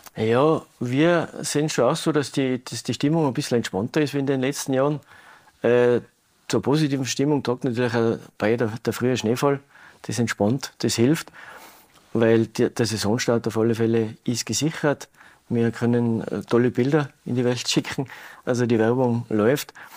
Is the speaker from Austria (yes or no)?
yes; Tyrol, Austria; bei uns in Tirol